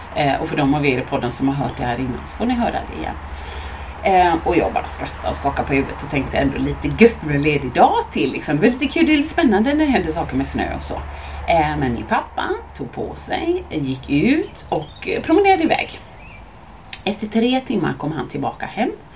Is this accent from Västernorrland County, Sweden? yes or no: no; Mölndal, Västra Götaland, Sweden; jag växte upp i Mölndal med min familj.